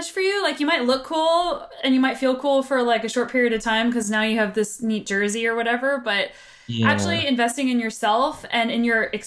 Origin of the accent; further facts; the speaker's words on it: Southwest, United States; I'm from the Southwest